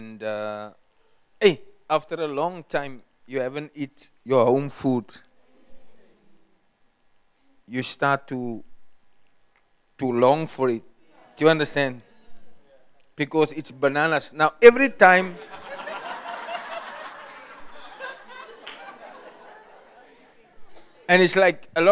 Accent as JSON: {"language": "English", "country": "South Africa", "said": "I was far from South Africa"}